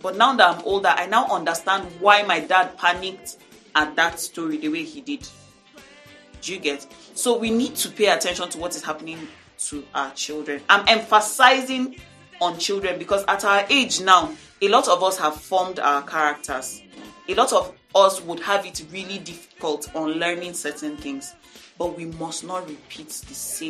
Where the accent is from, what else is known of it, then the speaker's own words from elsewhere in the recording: Dogondose, Nigeria; born there; I was born in Dogondose, in a government quarters, you know, this upstairs building that you have.